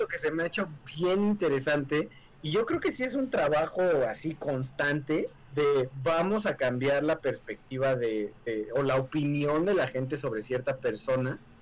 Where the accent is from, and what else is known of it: Mexico